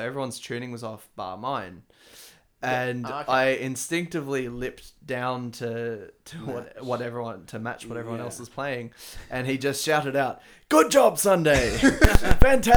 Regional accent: Sydney, New South Wales, Australia; the area that I lived in growing up in Sydney

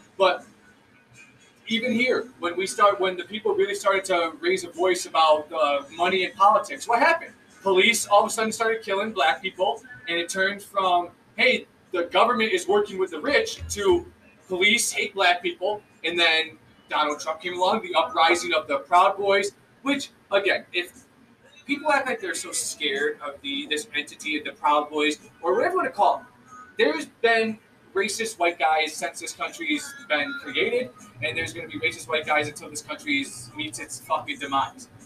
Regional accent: United States; I was born in America.

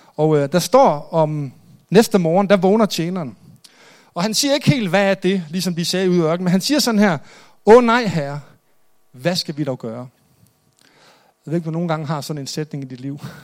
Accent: Jutland, Denmark; Jeg er selv jyde

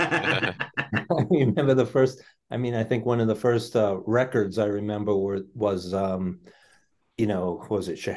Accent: New York City, New York, United States; now in Arlington, United States; I grew up in New York City, Queens of New York. I live in Arlington, Massachusetts for quite a while.

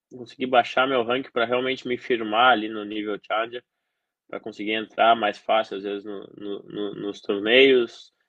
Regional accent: South Region, Brazil; Eu, eu sou do Sul, é, sabe, tudo isso era um fator que poderia influenciar muito no jogo.

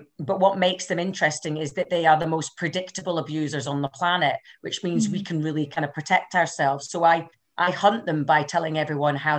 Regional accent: Highlands and Islands, Scotland, United Kingdom; accent: Scottish; moved away as an adult; now in Glasgow, United Kingdom; I'm actually from the Highlands and Islands up north. So I'm from somewhere where we didn't even have a hairdresser or a cash machine until the late 90s. So proper Highland lassie

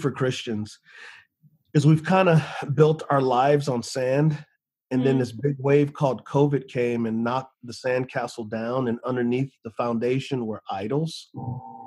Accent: San Antonio, Texas, United States; moved away; I grew up in San Antonio, Texas on the west side.

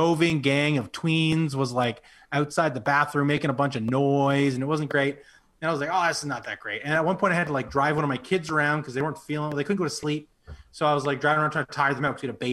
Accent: Penobscot, New Brunswick, Canada; now in Fredericton, Canada; Yeah, my hometown. Penobscot for life.

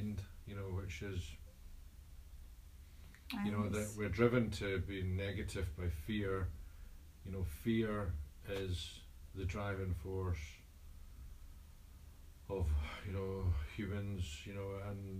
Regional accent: Scotland, United Kingdom; I'm Scottish

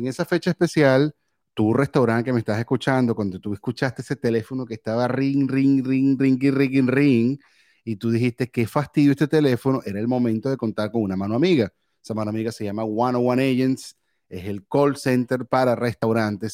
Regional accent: Valencia, Carabobo, Venezuela; moved away; Yo soy de Valencia.

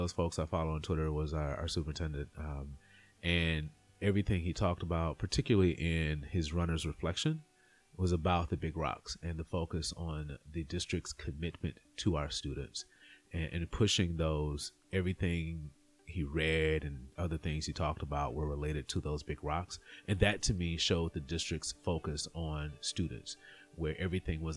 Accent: Terry, Mississippi, United States; moved away; I grew up in a small town outside of Jackson, Mississippi, Terry, Mississippi.

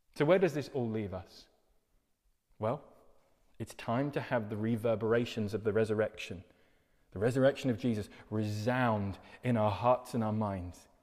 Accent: United Kingdom

